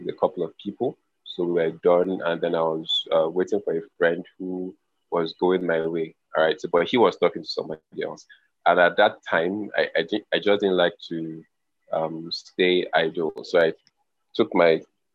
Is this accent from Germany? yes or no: no; Lagos, Nigeria; also born or lived in Calabar; I actually was born in Lagos and I grew up in Lagos